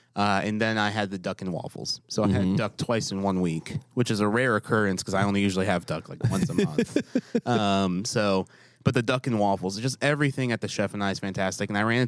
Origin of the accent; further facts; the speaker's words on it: New York, United States; moved away; I'm from New York.